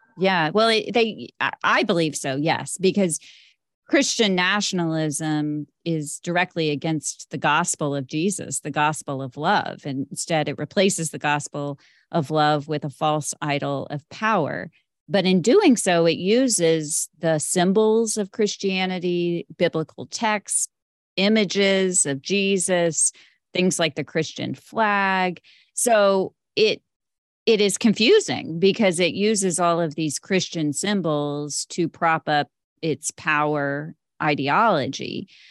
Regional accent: Texas, United States; my home state of Texas

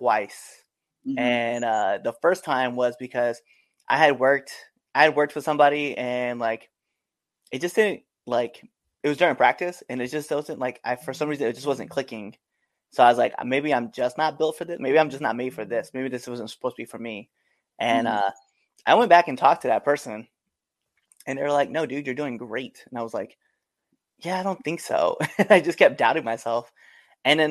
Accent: Maryland, United States; I'm from Maryland

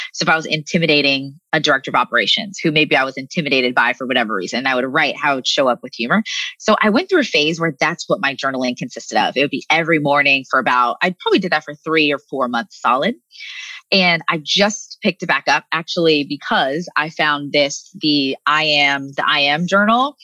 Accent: United States; living in the states, growing up in America

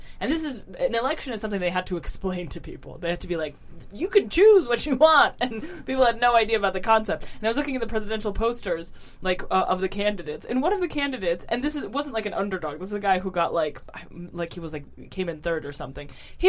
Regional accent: Saint Petersburg, Russia; born there; English is a second language; moved away; also born or lived in Moscow / United States; I was born in Russia. I was born in St. Petersburg, and then I moved to Moscow, and then I moved here, and then I moved to the US, and now I'm back here.

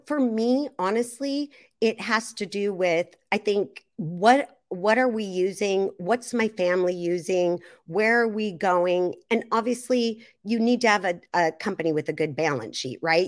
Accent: Seattle, Washington, United States; I'm from the Seattle area

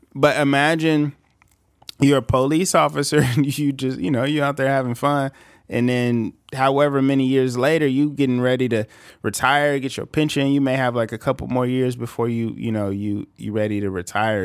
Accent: California, United States; a nineties baby from California

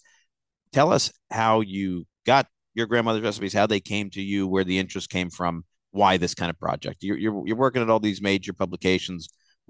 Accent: Chatham, New Jersey, United States; Oh, that's not far from where I actually spent the majority of my childhood, out in a little Irish town called Chatham.

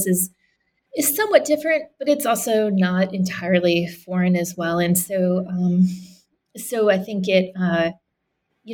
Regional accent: Canada; moved away; I grew up in Canada

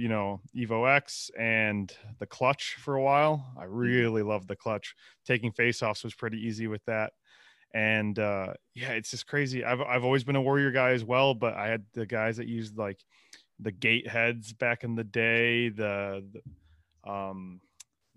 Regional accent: Midwest, United States; growing up in the Midwest, we didn't have a lot of options

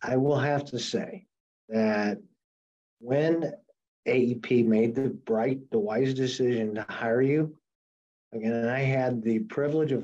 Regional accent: St. Louis, Missouri, United States; moved away as an adult; now in New Orleans, United States; I was born in St. Louis. And lived there till 10 years ago and moved to New Orleans 10 years ago

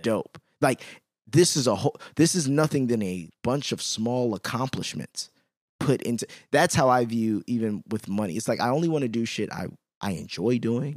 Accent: Chicago, Illinois, United States; I'm from Chicago

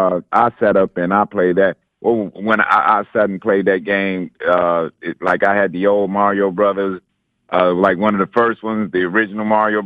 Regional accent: Detroit, Michigan, United States; now in Dothan, United States; I'm from Detroit, Michigan

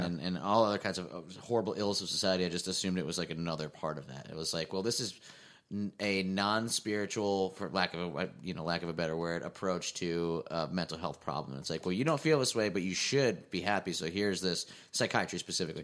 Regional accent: Scranton, Pennsylvania, United States; moved away; I grew up in Scranton, Pennsylvania.

